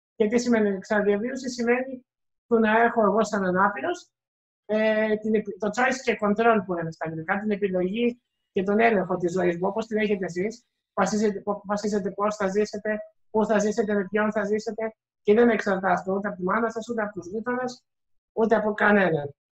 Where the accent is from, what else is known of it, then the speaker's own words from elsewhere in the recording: Greece; είμαι Πολωνό, αλλά γεννήθηκα και εδώ στην Ελλάδα.